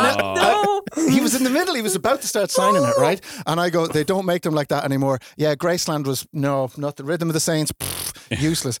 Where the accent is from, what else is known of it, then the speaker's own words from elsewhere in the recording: Ireland; we're from Ireland